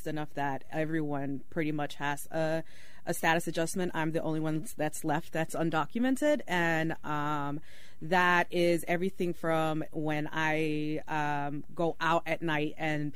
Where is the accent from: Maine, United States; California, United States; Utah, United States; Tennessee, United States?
California, United States; Oakland; also born or lived in Mexico; As someone who is undocumented but has my entire life rooted in Oakland, I am from Oakland